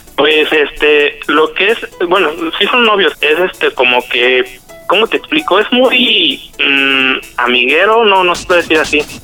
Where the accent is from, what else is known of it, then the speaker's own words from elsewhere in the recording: Cuautla, Morelos, Mexico; de aquí soy, originario de Cuautla.